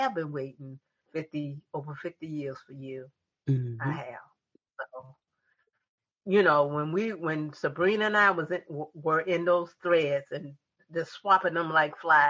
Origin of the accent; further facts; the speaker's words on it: Norfolk, Virginia, United States; I was born and raised in the South in Virginia, Norfolk, Virginia